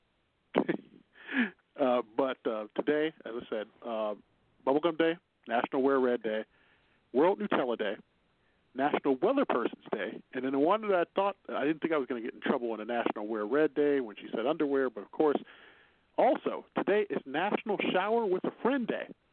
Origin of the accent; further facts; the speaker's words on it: Chicago, Illinois, United States; accent: Chicago; My Chicago accent will say February at times